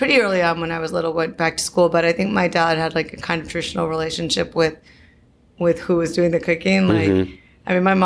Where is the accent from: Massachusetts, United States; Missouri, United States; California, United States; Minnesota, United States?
Minnesota, United States; Minneapolis; now in New York, United States; My parents are from Argentina, okay. But I grew up in Minneapolis